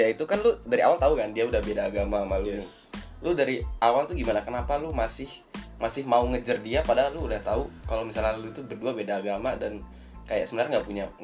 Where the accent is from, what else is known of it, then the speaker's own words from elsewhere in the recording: Bali, Indonesia; gue itu agama Hindu dan gue besar di Bali